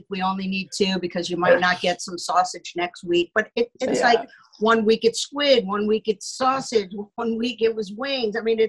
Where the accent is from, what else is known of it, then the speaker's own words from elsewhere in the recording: New York, United States; So I'm a New Yorker.